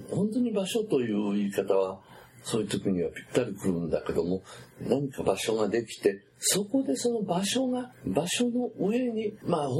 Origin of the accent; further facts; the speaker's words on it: Takayama, Gifu, Japan; 例えば私、岐阜県の高山で育ちましたでしょ、